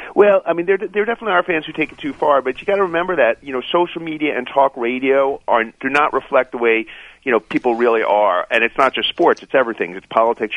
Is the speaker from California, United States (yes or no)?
no; New York City, New York, United States; I grew up in Queens, in New York